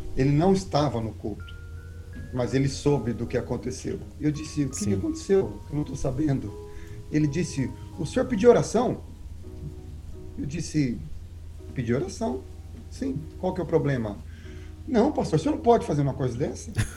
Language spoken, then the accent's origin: Portuguese; Maringá, Paraná, Brazil; moved away as an adult; also born or lived in Cianorte, Paraná / Aracaju, Sergipe; now in Connecticut, United States; eu sou do Paraná, Nasci em Cianorte, fui criado em Maringá